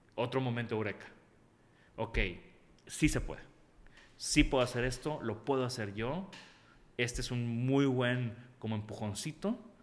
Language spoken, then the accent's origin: Spanish; Tampico, Tamaulipas, Mexico; yo crecí en Tampico